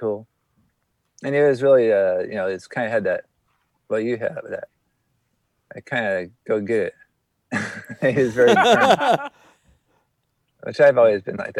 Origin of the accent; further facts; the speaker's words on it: West Coast, United States; growing up in the West Coast